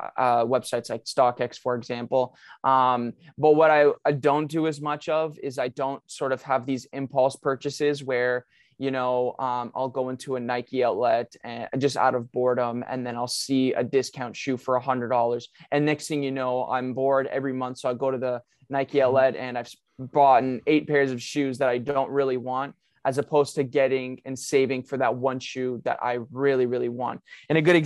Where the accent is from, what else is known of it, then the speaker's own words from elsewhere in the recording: Canada; as a Canadian, for us as Canadians